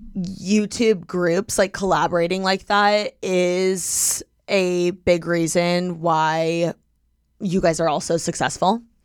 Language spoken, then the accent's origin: English; Midwest, United States; moved away; growing up in the Midwest